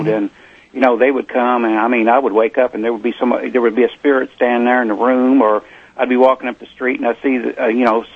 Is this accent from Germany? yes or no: no; Eastern Kentucky, United States; we're from Eastern Kentucky, and I come from a line of miners and farmers